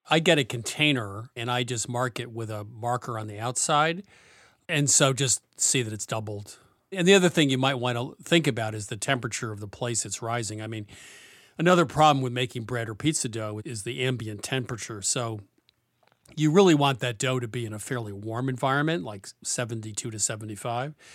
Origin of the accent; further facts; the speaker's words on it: New England, United States; I'm from New England